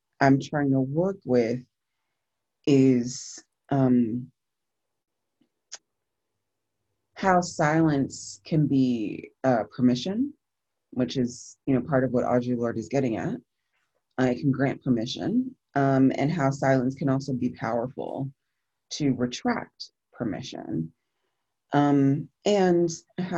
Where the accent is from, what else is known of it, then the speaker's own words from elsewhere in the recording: New Jersey, United States; I'm from the Northeastern United States, and from New Jersey in particular